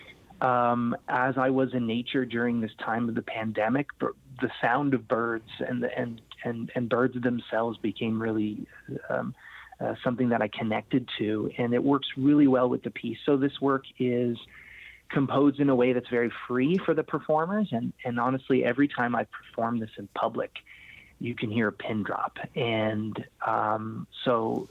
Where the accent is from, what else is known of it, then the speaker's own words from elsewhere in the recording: Canada; I was born in Canada, born and raised, and a Portuguese descent, so Portuguese-Canadian